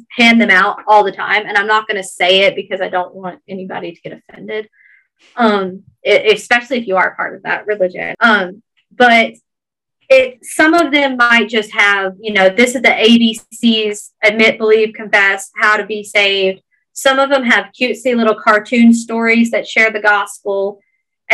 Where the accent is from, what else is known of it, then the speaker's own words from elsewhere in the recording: Georgia, United States; accent: Georgia thick Southern; my Georgia thick Southern accent